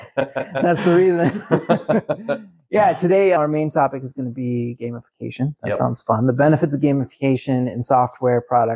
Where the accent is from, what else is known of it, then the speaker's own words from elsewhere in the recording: Manila, Metro Manila, Philippines; we're from Manila.